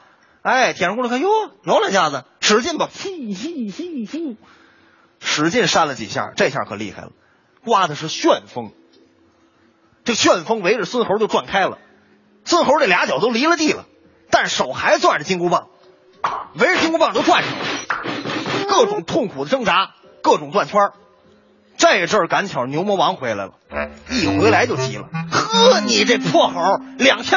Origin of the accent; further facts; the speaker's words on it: Tianjin, China; 这是我们天津人那修自行车了。